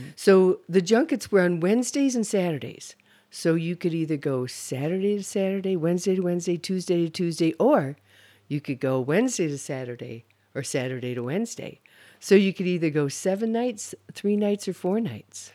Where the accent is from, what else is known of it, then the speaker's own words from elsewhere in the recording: Holland, Michigan, United States; moved away; also born or lived in Grand Rapids, Michigan; I'm from the Holland-Zeeland area.